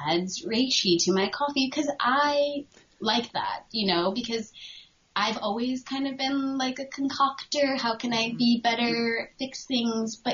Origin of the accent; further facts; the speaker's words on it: New England, United States; I feel it wasn't the same growing up in New England, or maybe I just wasn't aware of it.